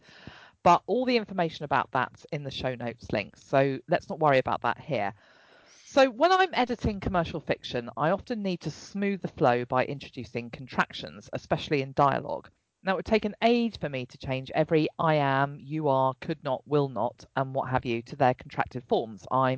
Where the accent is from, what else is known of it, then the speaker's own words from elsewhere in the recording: England, United Kingdom; the English one.